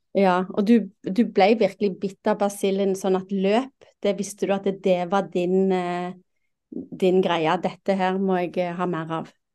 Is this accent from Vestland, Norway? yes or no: no; Rogaland, Norway; jeg er fra Rogaland